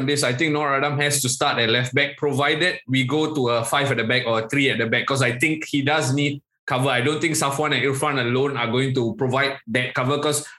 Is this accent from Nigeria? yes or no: no; Singapore; even as a Singaporean